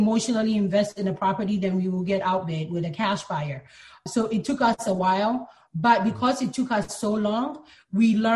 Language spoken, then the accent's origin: English; Philadelphia, Pennsylvania, United States; also born or lived in Ghana; now in New York, United States; I was born in Ghana, but my family moved to the U.S. when I was very young to Philadelphia, so that's where I grew up.